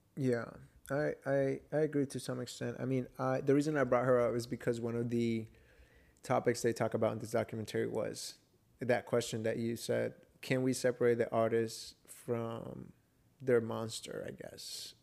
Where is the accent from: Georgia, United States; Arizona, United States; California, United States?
Georgia, United States; Atlanta; I was raised in Atlanta